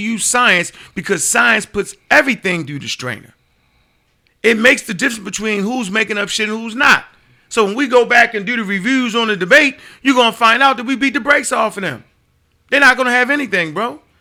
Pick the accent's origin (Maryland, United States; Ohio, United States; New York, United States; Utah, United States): Maryland, United States; Baltimore; I was born uh, in, in uh, Upper Park Heights, so I was born in Sinai Hospital